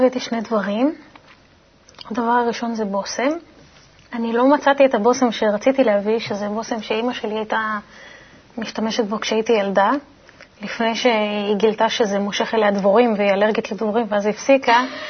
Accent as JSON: {"language": "Hebrew", "country": "Italy", "tie": "born or raised there", "said": "כשנולדתי באיטליה"}